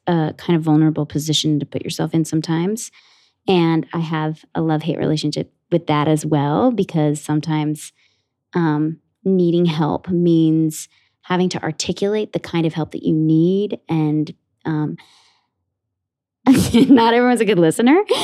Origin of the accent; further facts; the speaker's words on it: Ridgewood, New Jersey, United States; I grew up in Ridgewood, New Jersey, in Bergen County, like, about forty-five minutes outside of the city